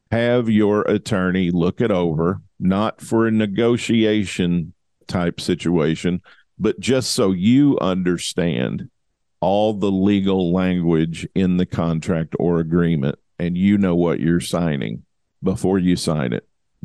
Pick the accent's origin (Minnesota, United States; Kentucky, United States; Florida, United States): Kentucky, United States; Western; now in Columbia, Missouri, United States; I grew up in Western Kentucky